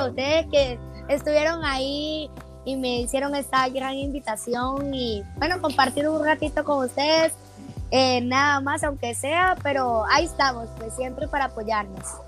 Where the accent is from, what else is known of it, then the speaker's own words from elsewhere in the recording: Caracas, Capital District, Venezuela; moved away as an adult; also born or lived in Guatemala City, Guatemala; now in Guatemala; Yo soy de Caracas